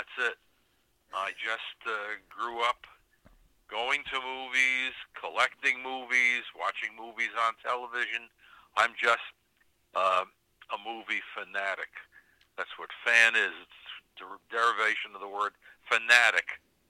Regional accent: New York City, New York, United States; I was born in New York City and grew up there, and went to the City College of New York Institute of Film Techniques.

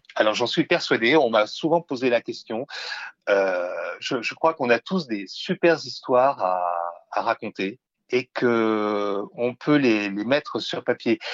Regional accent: Verdun, Grand Est, France; je suis né en 1960 à Verdun

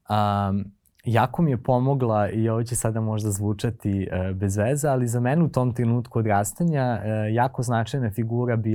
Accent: Prokuplje, Toplica District, Serbia; moved away; ako dolaziš iz jako malog mesta kao ja, ja sam iz Prokuplja, um, gde ljudi poput tebe gotovo da ne postoje

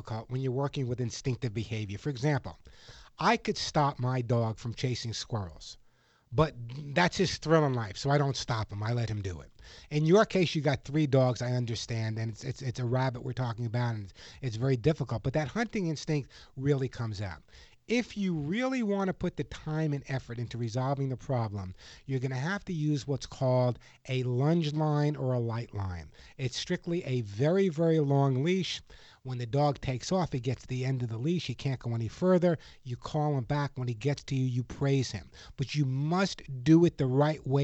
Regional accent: Long Island, New York, United States; growing up on Long Island

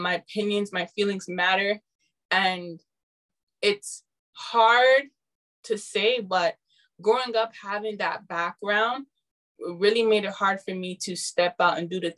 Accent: Canada; my parents are Ghanaian, so I'm Ghanaian, but I'm born in Canada.

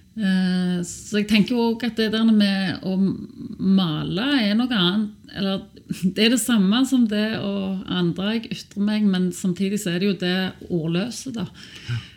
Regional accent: Sandnes, Rogaland, Norway; Jeg er oppvokst på Sandnes hos to lektorforeldre

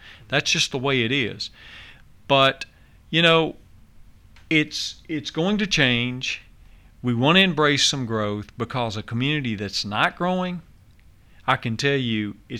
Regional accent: Nashville, Tennessee, United States; I grew up in Davidson County. I was born in Davidson County

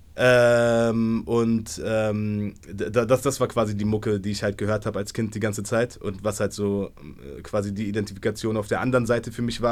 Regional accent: Berlin, Germany; so mit 15, 16, so als Berliner Junge, keine Ahnung, so in Schöneberg auf der Schule

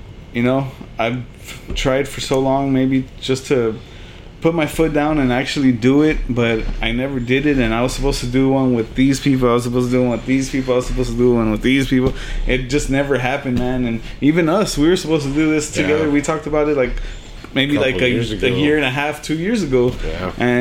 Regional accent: Elsa, Texas, United States; also born or lived in California / Progreso, Texas / Weslaco, Texas; I'm originally from Cali, but I moved down here like when I was like 5, and, you know, I was in Progreso, I was in Weslaco, and I ended up in Elsa

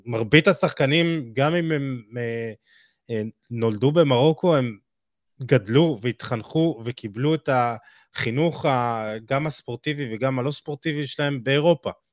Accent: Israel; אנחנו בתור ישראלים

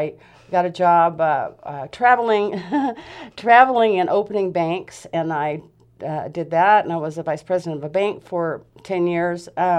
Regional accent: the South, United States; now in Grants Pass, United States; Because growing up in the South, I grew up in a house that was built in the 1800s.

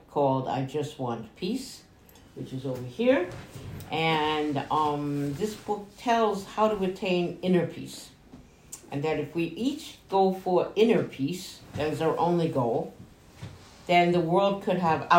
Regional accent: New York, United States; accent: New York; when I lived in New York, because I am from New York, as you can hear in my accent

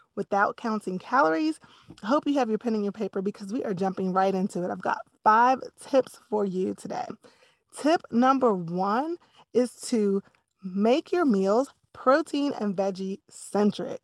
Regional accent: East Coast, United States; I grew up on the East Coast

